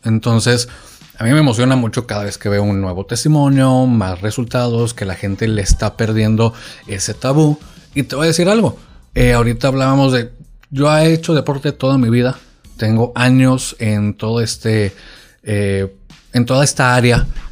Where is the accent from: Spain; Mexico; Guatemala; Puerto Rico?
Mexico; Culiacán, Sinaloa; also born or lived in Monterrey; yo soy de aquí de Culiacán